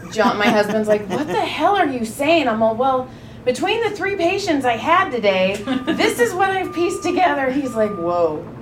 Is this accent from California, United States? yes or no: yes; Madera, California, United States; I grew up in Madera.